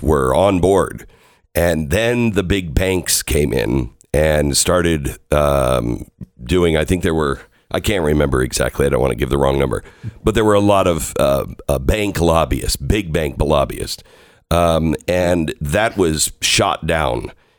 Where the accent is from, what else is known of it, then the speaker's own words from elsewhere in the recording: Seattle, Washington, United States; moved away; I'm from the Seattle area. I grew up in the Pacific Northwest. I've always wanted to go home and live in the Pacific Northwest.